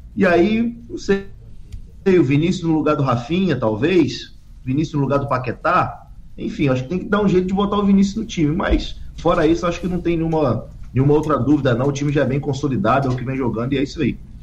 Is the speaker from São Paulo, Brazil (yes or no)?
no; Angra dos Reis, Rio de Janeiro, Brazil; now in Rio de Janeiro, Brazil; Saudade da minha terrinha